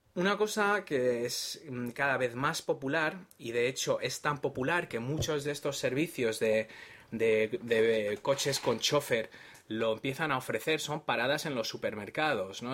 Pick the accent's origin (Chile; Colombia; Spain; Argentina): Spain; yo soy de España y aquí el vehículo privado lo llamamos coche